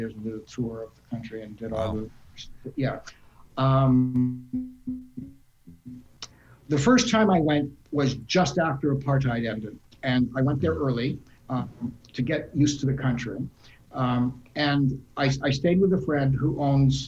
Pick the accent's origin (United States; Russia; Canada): Canada; I'm a Canadian.